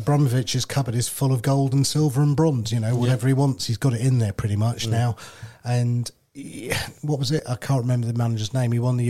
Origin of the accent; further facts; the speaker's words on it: Liverpool, North West England, United Kingdom; also born or lived in Leicester; I'm a Scouser.